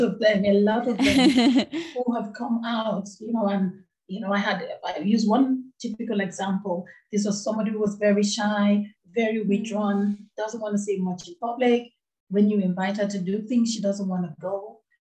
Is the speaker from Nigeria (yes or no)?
yes; Nigeria; moved away as an adult; now in United Kingdom; I grew up in the western part of Africa. I come from Nigeria. That's where I grew up